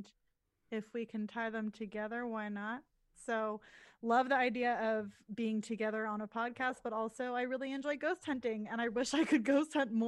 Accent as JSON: {"language": "English", "town": "Los Angeles", "region": "California", "country": "United States", "moved": "as an adult", "lives_now": "Seattle, United States", "said": "I am originally from the Los Angeles area"}